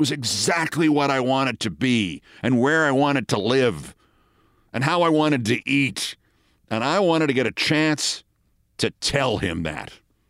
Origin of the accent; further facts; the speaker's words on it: Bronx, New York, United States; I said I was from the Bronx originally.